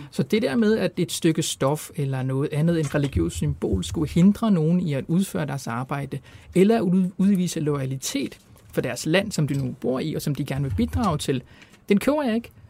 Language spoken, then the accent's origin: Danish; Palestine; jeg er palæstinenser